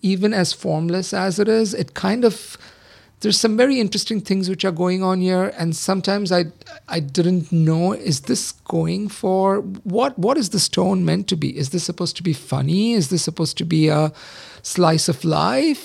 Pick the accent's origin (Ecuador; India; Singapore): India; I grew up in the seventies, but I grew up in India